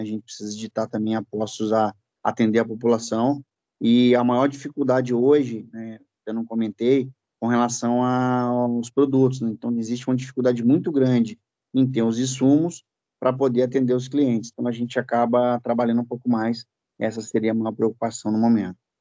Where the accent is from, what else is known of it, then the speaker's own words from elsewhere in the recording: Espírito Santo, Brazil; moved away as an adult; now in Rio de Janeiro, Brazil; Eu sou do Espírito Santo, natural do Espírito Santo